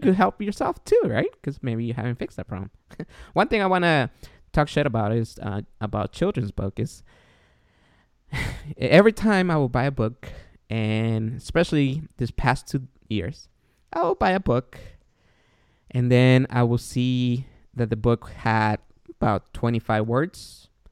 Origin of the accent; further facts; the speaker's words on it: Guatemala; now in United States; I'm from Guatemala